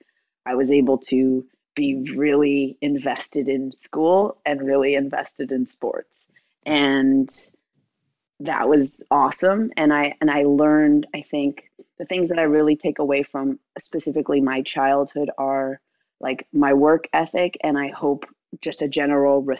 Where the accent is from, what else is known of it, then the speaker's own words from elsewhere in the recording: Wilmette, Illinois, United States; my hometown. So I grew up in Wilmette, Illinois